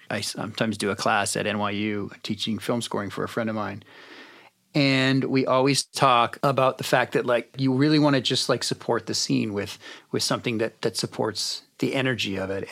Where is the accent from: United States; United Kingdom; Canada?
Canada; I'm from Canada